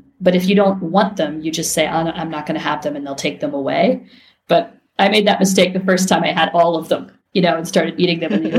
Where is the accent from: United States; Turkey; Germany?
United States; Ohio; moved away as an adult; also born or lived in Japan / Tokyo, Japan; now in Lisbon, Portugal; I grew up in Ohio, not like far from the beach.